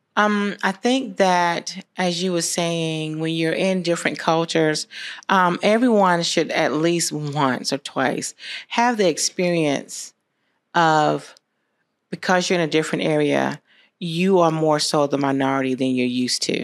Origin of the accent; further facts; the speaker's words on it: Americus, Georgia, United States; I grew up here. I, um, graduated from America's High School